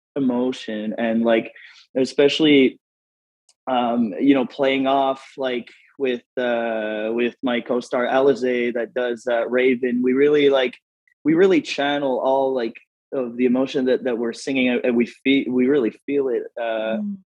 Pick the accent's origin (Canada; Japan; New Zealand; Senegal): Canada; Moncton, New Brunswick; moved away as an adult; also born or lived in Los Angeles; now in Las Vegas, United States; I'm from uh, Moncton, New Brunswick, uh, Canada